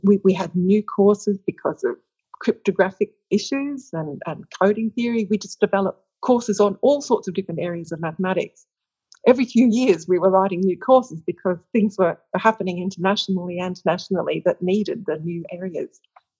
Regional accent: Australia; Well, I think I have very, very broad research interests, because of coming back to Australia and because of working at the University of Western Australia

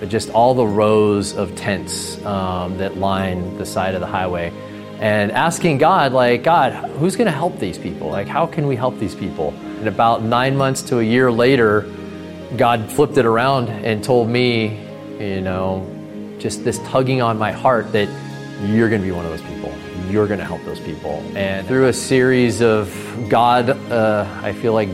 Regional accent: Lodi, California, United States; Born and raised in Lodi, California, 6 generations

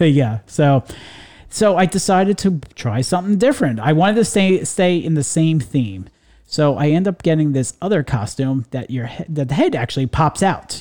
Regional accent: New York area, United States; now in Florida, United States; I grew up in the New York area

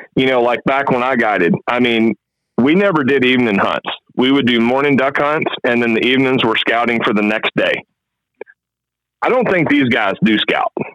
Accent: Mississippi, United States; moved away; also born or lived in Arkansas; I'm originally from Mississippi, and um, I used to guide back home, Mississippi, Arkansas, Louisiana

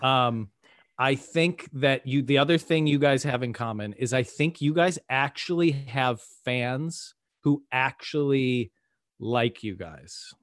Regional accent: Midwest, United States; now in Austin, United States; I'm from the Midwest.

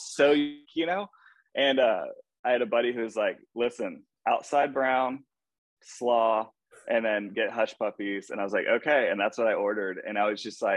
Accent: Atlanta, Georgia, United States; also born or lived in New Jersey / Savannah / Lilburn; I grew up in Atlanta.

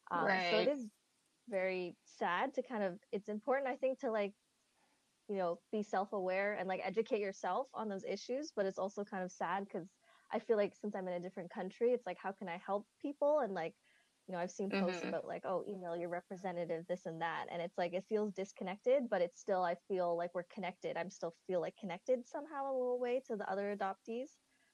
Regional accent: China; So I do like that we're both from China

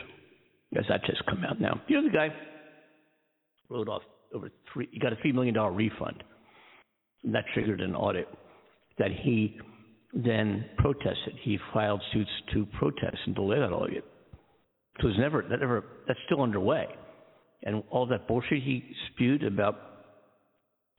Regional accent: Philadelphia, Pennsylvania, United States; moved away as an adult; also born or lived in Daytona Beach, Florida; now in Southern California, United States; I'm from the East Coast, from Philadelphia originally. Born and raised, East Coast kid.

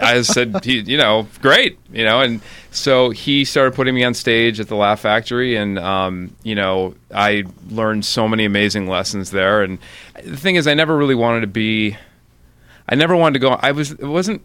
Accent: Highland Park, Illinois, United States; I grew up in Highland Park, which is about a half hour north of the city

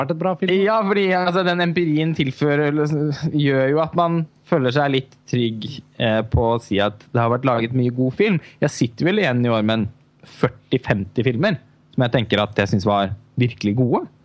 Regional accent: Halden, Østfold, Norway; moved away; also born or lived in Oslo; min eh, hjemby Halden, hvor jeg var hjemme i julen

